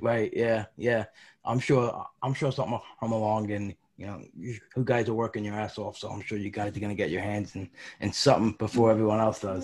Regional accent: New York, United States; I'm from New York. I went to a lot of Yankee games growing up.

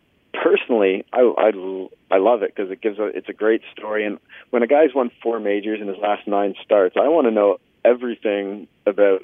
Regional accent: Canada; as a Canadian journalist

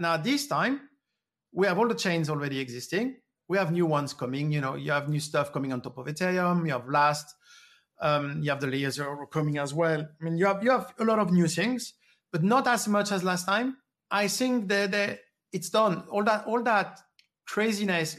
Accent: France; moved away; I grew up in France, um, I I was going to school twenty miles away from a nuclear plant

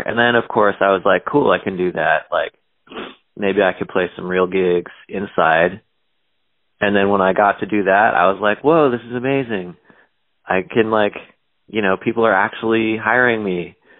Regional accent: Palo Alto, California, United States; now in New Orleans, United States; I was born in Palo Alto, California

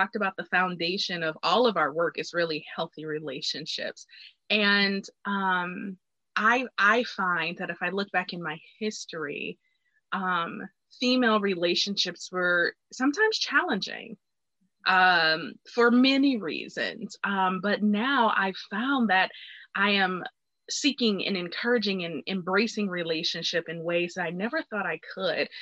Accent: Detroit, Michigan, United States; I was from Detroit

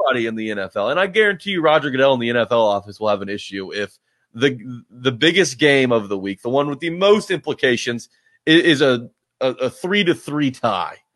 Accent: Nashville, Tennessee, United States; I grew up in Nashville

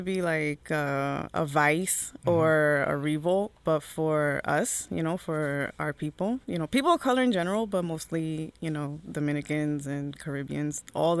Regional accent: Newark, New Jersey, United States; I was born and raised in Newark, but my family was from the Heights.

